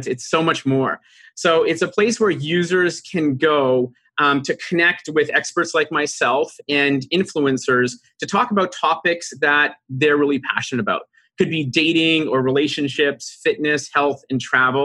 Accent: Vancouver, British Columbia, Canada; moved away as an adult; now in Toronto, Canada; I live in Toronto, Ontario, Canada, and originally grew up out of Vancouver, BC, and then moved here about 16 years

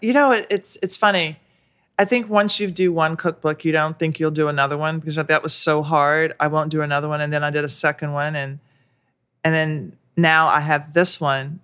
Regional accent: the South, United States; now in New York, United States; growing up in the South

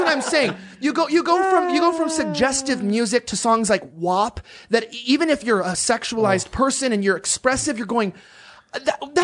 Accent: Los Angeles, California, United States; moved away as an adult; now in Texas, United States; me as someone from Los Angeles

